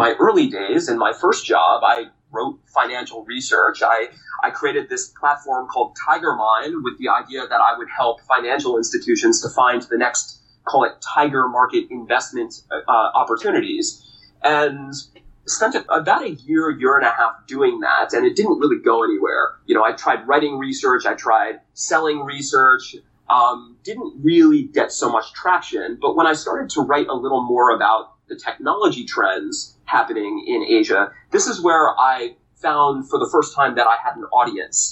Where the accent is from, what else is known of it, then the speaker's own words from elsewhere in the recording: New York, United States; moved away; also born or lived in Massachusetts / Washington, D.C.; I was born and raised in New York